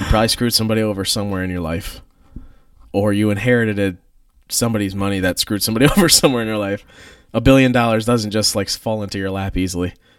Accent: United States; I grew up in Columbia County.

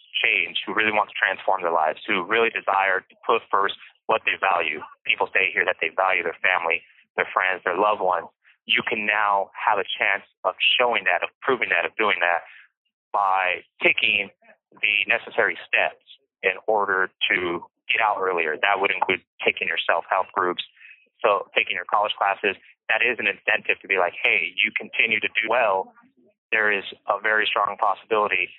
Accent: Bakersfield, California, United States; I was born in Bakersfield, California

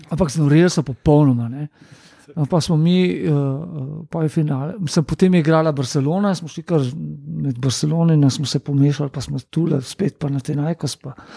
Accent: Ljubljana, Slovenia; prihajam iz Ljubljana

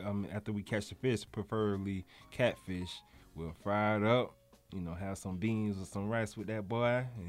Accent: Broward County, Florida, United States; I'm from Florida, Broward County, Florida.

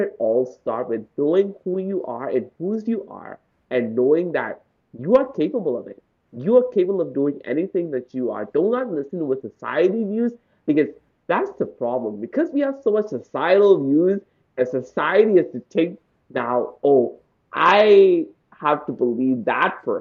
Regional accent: Bahamas; I grew up in the Bahamas.

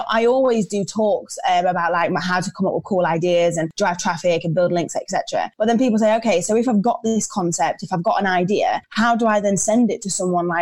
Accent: Lincolnshire, East Midlands, United Kingdom; moved away as an adult; also born or lived in Leeds; I'm actually from Lincolnshire

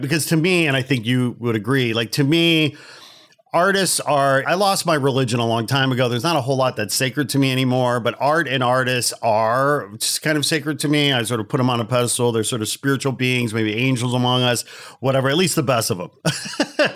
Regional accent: Chicago, Illinois, United States; Growing up in Chicago

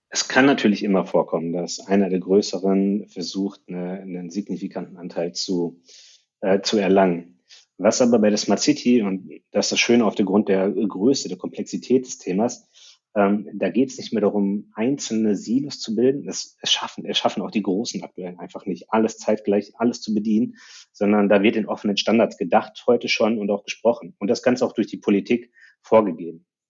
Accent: Ruhr area, North Rhine-Westphalia, Germany; ich komme aus dem Ruhrgebiet

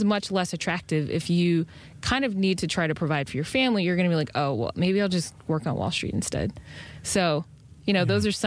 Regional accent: Detroit, Michigan, United States; moved away as an adult; also born or lived in Washington, D.C. / New York City; didn't live in D.C. because I'm from Detroit

